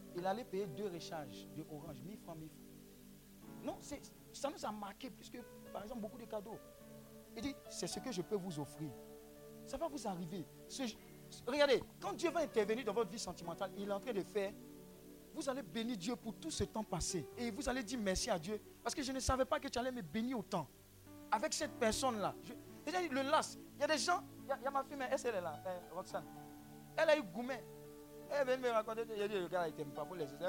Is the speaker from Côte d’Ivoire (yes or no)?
yes; Abidjan, Côte d’Ivoire; où j'ai grandi, à Marco, cité E S